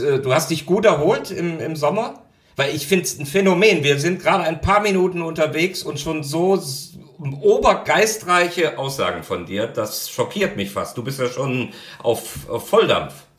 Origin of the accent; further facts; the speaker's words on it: Cologne, North Rhine-Westphalia, Germany; als Kölner